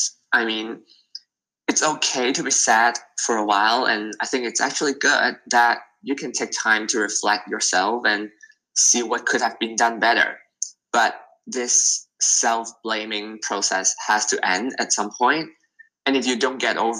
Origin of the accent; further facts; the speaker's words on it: Hong Kong; I'm from Hong Kong and it's like always very, very busy.